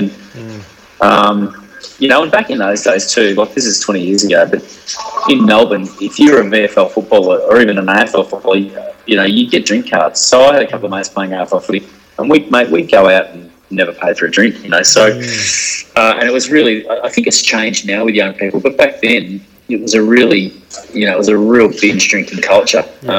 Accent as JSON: {"language": "English", "country": "Hong Kong", "tie": "born or raised there", "said": "I grew up in Hong Kong for 6 years. All my primary school years lived in Hong Kong"}